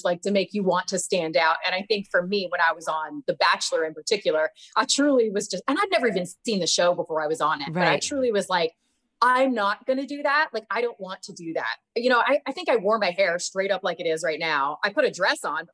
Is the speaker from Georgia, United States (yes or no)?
yes; Georgia, United States; I am from the South. I'm from Georgia originally.